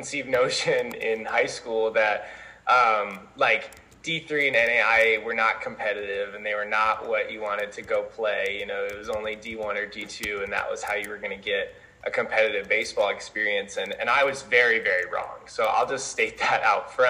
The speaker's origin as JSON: {"language": "English", "region": "Colorado", "country": "United States", "tie": "born or raised there", "moved": "as an adult", "lives_now": "Mount Vernon, United States", "said": "I'm originally from Colorado. I obviously attended high school out there"}